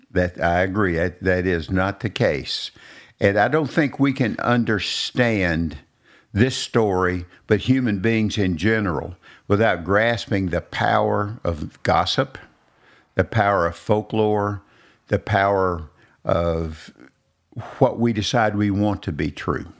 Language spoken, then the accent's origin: English; Robertson County, Tennessee, United States; I was born and raised in Robertson County